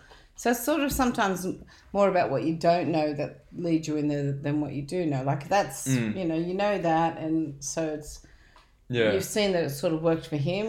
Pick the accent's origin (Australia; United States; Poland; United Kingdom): Australia; Dubbo, New South Wales; also born or lived in Sydney; When I was younger, like I grew up in Dubbo when I was younger. Mm. And when I moved to Sydney, we moved when I was about 12 or something.